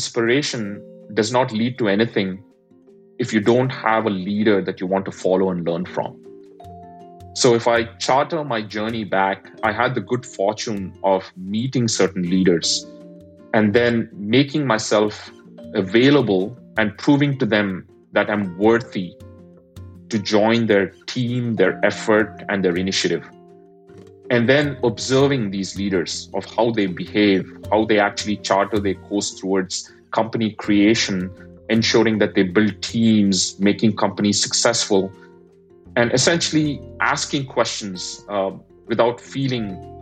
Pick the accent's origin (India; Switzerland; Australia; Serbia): India; moved away; I'm an immigrant, I grew up in India